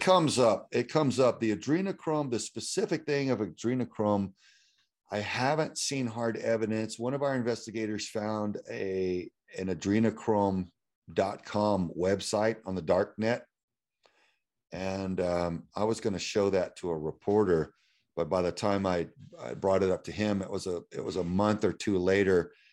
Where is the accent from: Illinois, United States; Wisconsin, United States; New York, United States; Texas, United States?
Texas, United States; Houston; that I had grown up, uh, there's a street called nineteen sixty, uh, North side of Houston that a lot of my friends lived on